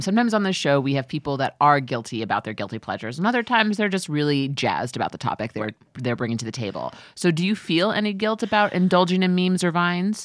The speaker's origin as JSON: {"language": "English", "region": "New York", "country": "United States", "moved": "yes", "lives_now": "Los Angeles, United States", "said": "we're both from New York, we're both from the East, East Coast, so my family is, uh, on, on the East Coast"}